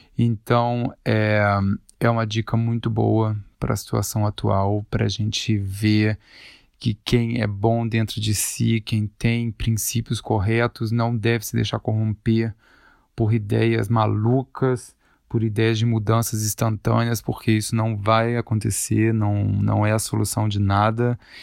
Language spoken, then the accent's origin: Portuguese; Volta Redonda, Rio de Janeiro, Brazil; now in Zurich, Switzerland; Eu sou de Volta Redonda, mas atualmente eu moro em Zurique.